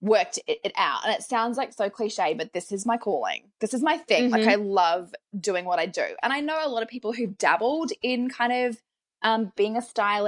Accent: Australia; now in New Zealand; I'm an Australian

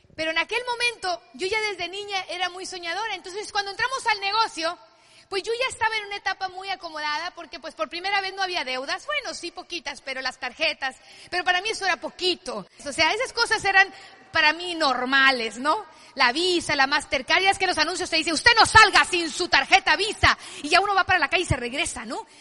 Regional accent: Culiacán, Sinaloa, Mexico; yo soy de Sinaloa de Culiacán, familia de siete hijos

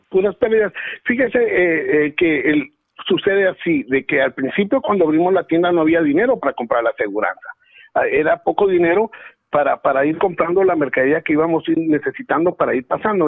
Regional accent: Guatemala; born or raised there; now in Los Angeles, United States

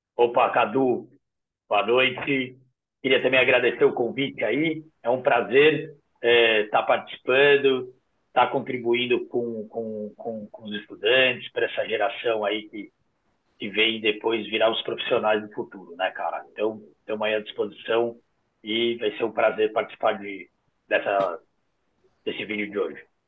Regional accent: São Paulo, Brazil; Sou da Zona Sul, sou de Interlagos, nasci aqui

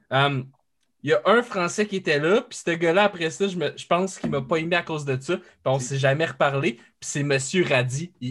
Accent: France; euh, j'avais dit ah ouais je viens de la France

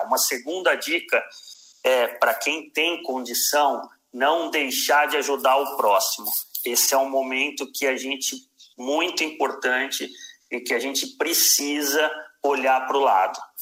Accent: Brazil; enquanto brasileiro

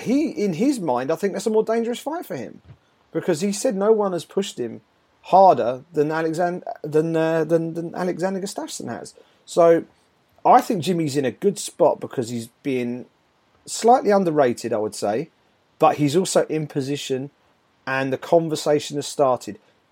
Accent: United Kingdom; as a Brit, it would be great to see him in a world title fight.

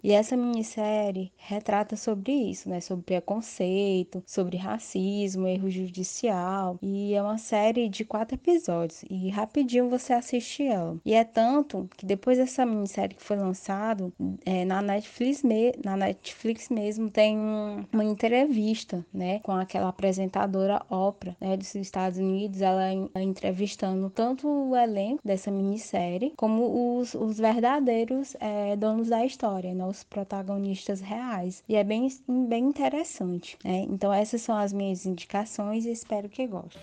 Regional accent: Floriano, Piauí, Brazil; sou do Piauí, da mesma cidade da Rebeca, Floriano

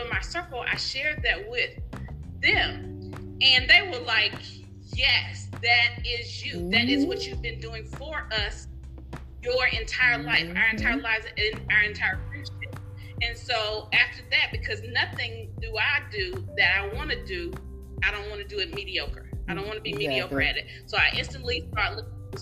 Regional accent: Mississippi, United States; now in California, United States; I live in California now. I'm originally from Mississippi

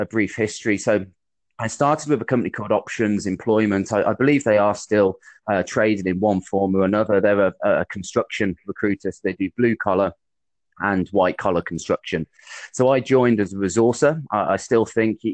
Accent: Midlands, United Kingdom; moved away as an adult; also born or lived in Bristol; originally I'm from the Midlands, which you might be able to pick up from my accent, but I moved down to Bristol for university

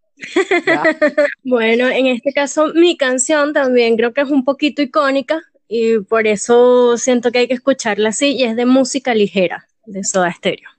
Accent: Venezuela; Yo como buena venezolana

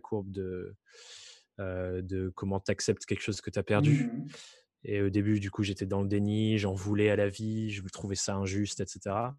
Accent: Dordogne, Nouvelle-Aquitaine, France; moved away; je viens du fin fond de la Dordogne où rien ne m'était promis

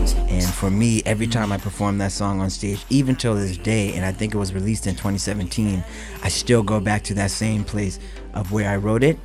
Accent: North Preston, Nova Scotia, Canada; I come all the way from North Preston, uh, which is the largest all-black community in all of Canada

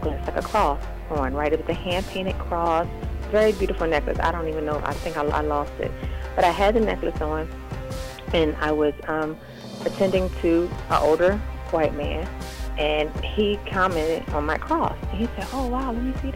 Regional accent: Philadelphia, Pennsylvania, United States; moved away as an adult; also born or lived in New York; now in Los Angeles, United States; I grew up in Germantown in Philly

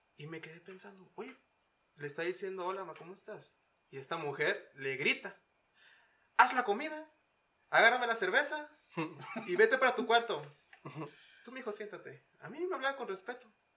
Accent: Mexicali, Baja California, Mexico; also born or lived in Kansas City, Missouri; now in Utah, United States; soy de Mexicali

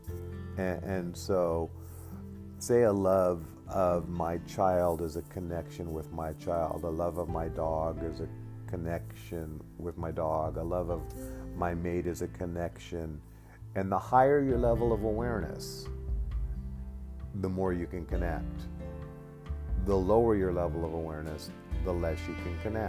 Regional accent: Alaska, United States; I grew up in Alaska

